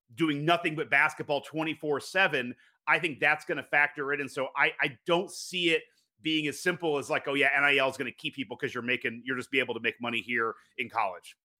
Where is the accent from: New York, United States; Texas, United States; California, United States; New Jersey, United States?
New York, United States; I grew up in New York. I'm a Mets fan